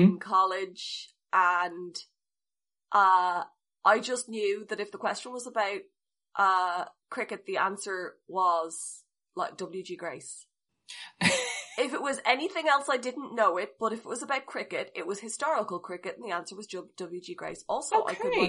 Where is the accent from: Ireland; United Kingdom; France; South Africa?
Ireland; because we are Irish.